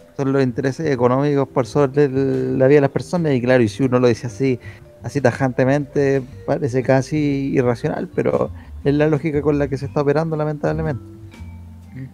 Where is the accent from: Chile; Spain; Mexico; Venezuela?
Chile; somos el único eh, país de Latinoamérica